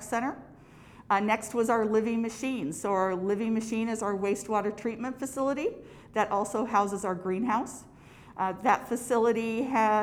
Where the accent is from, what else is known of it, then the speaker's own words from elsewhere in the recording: Clatsop County, Oregon, United States; I was born and raised in Clatsop County